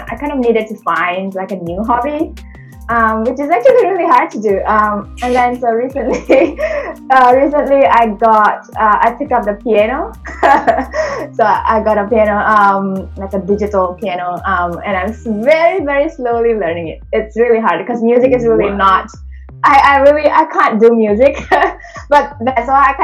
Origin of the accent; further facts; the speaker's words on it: Singapore; accent: Singlish; English is a second language; moved away as an adult; also born or lived in Indonesia; now in Australia; I was born in Indonesia, and then when I was about 9, I moved to Singapore. That's where I grew up before I came to Australia. So I learned English when I was 9 years old